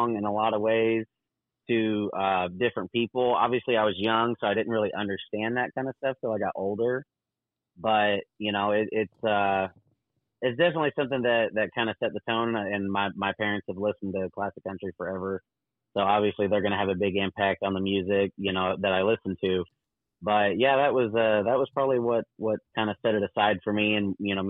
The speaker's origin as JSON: {"language": "English", "region": "Southern Illinois", "country": "United States", "tie": "born or raised there", "said": "Growing up in Southern Illinois pretty much my entire life"}